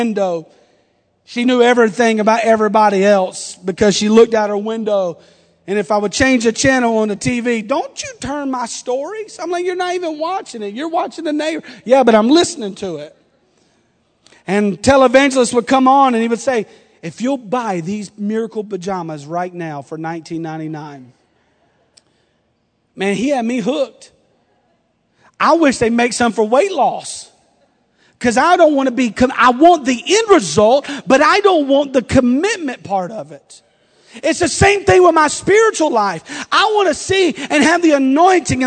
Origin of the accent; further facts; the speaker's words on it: the South, United States; I'm from the South. We're a little different.